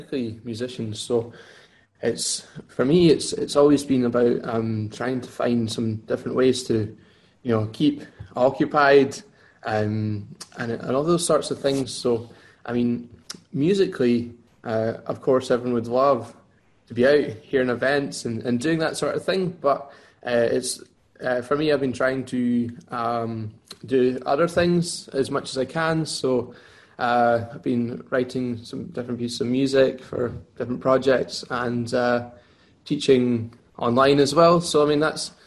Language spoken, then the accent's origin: English; Lockerbie, Dumfries and Galloway, Scotland, United Kingdom; moved away as an adult; now in Glasgow, United Kingdom; I'm originally from Walkerby in Dumfries and Galway. And I moved to Glasgow 6-7 years ago to study at the conservatoire.